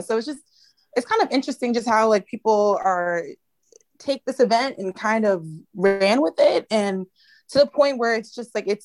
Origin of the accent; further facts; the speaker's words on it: New York, United States; I'm from New York